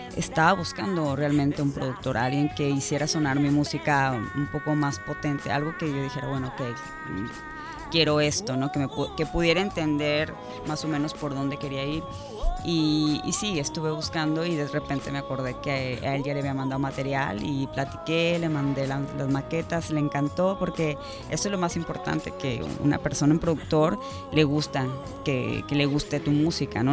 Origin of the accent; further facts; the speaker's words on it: Cabo San Lucas, Baja California Sur, Mexico; now in Todos Santos, Mexico; Soy de Cabo, sí, totalmente originaria, mis papás no, como mucha gente, pero, pero yo nací aquí y desde hace cinco años vivo en Todos Santos.